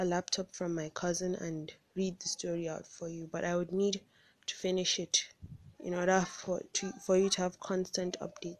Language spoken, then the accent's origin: English; Nigeria; I'm from Nigeria.